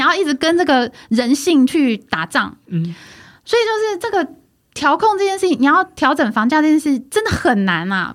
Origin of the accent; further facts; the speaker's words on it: Taiwan; OK，我是台湾人嗯，我不是中国人